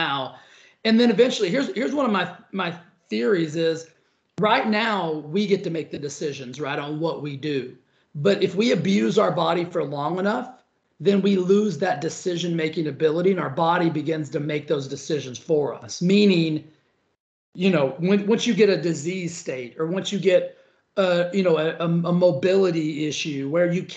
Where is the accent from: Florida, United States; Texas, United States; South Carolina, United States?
Texas, United States; Cisco; moved away as an adult; also born or lived in Stephenville, Texas / Dallas, Texas / Los Angeles, California; now in Palm Springs, United States; I came from a tiny little town called Cisco